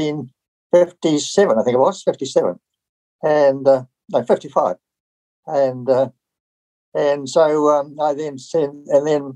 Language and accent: English; Nelson, New Zealand; also born or lived in Takaka, Golden Bay, New Zealand; I was born in Nelson in 1932